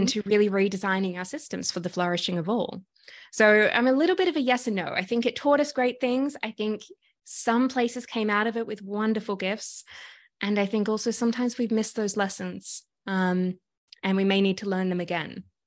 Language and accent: English; Sydney, New South Wales, Australia; now in Toronto, Canada; if you can hear my accent, I'm originally from Sydney, Australia